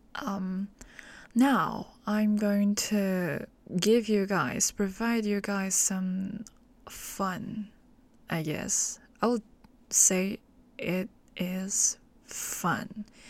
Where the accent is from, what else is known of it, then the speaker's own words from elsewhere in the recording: Hong Kong; English is a second language; I'm from Hong Kong.